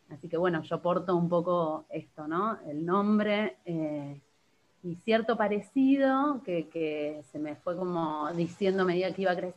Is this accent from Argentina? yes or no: yes; Bariloche, Río Negro, Argentina; born there; Y cuando yo nací en Bariloche, obviamente con toda la situación de, que mi papá había perdido a su hermana y que no se sabía nada de ella